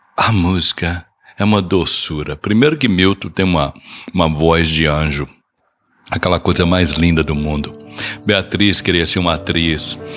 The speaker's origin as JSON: {"language": "Portuguese", "region": "Northeast Region", "country": "Brazil", "said": "eu sou nordestino"}